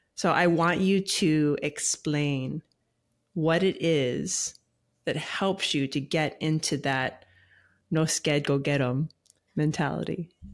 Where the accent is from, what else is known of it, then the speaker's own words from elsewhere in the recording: Hawaii, United States; now in Tennessee, United States; I was born and raised in Hawaii as well